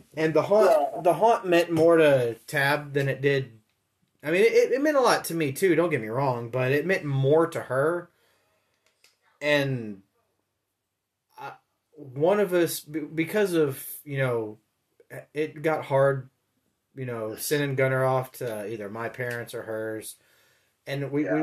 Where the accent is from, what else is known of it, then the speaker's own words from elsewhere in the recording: Memphis, Tennessee, United States; moved away; the reason I left Memphis was because dad got a job up here